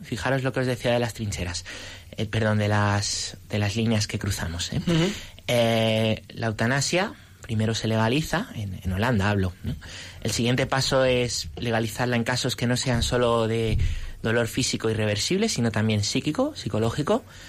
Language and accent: Spanish; Móstoles, Community of Madrid, Spain; yo nací en Móstoles